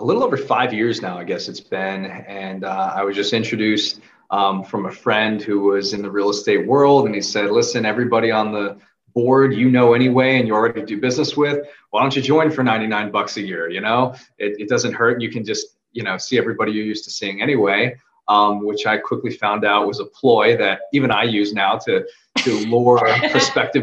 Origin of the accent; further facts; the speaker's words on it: United States; also born or lived in Seoul, South Korea; I was born in Seoul, in South Korea. And my sister and I were actually adopted from Korea into an American family here